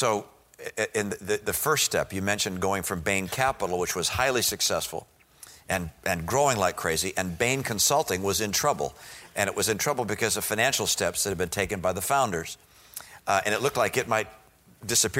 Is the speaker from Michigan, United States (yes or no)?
yes; Detroit, Michigan, United States; moved away; I grew up in Detroit